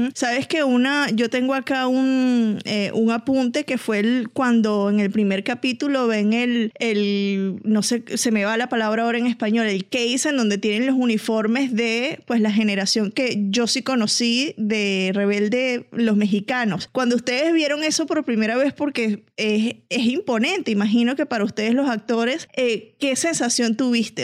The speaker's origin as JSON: {"language": "Spanish", "country": "Venezuela", "said": "yo soy venezolana"}